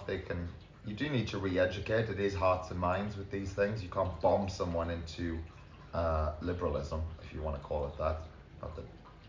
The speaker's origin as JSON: {"language": "English", "country": "United Kingdom", "said": "You know, as an American, you are, and as a British person, I wouldn't want potential jihadis coming in."}